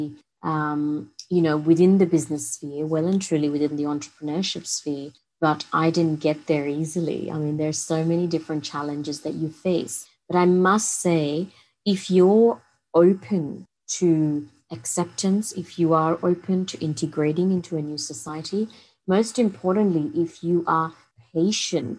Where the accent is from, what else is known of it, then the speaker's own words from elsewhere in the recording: India; moved away as an adult; now in Sydney, Australia; my growing up in India